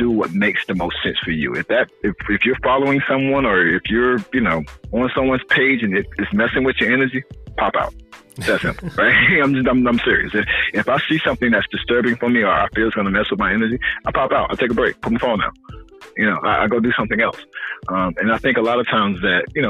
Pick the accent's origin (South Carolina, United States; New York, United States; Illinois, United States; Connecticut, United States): South Carolina, United States; I'm from South Carolina